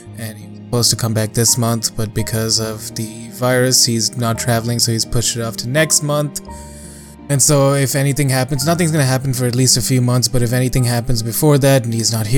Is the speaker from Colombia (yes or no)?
no; Dubai, United Arab Emirates; moved away; growing up in Dubai